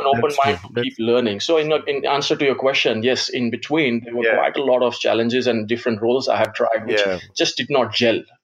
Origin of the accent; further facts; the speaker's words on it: Gujarat, India; first language Gujarati; English is a second language; moved away as an adult; now in Australia; my background, ethnic background is Indian. I was born in India and I've been in Australia since 99